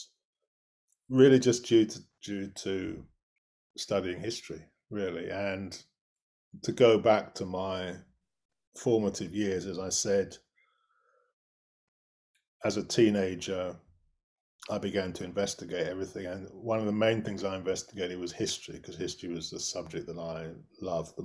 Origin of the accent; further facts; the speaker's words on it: United Kingdom; I grew up actually not very far from London, but far enough from London to be in the middle of nowhere, as it were.